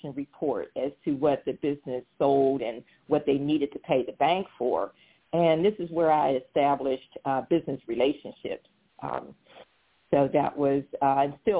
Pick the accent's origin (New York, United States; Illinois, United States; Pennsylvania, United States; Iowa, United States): Pennsylvania, United States; Pittsburgh; moved away as an adult; also born or lived in Washington, D.C. area / Virginia; I'm originally from Pittsburgh, Pennsylvania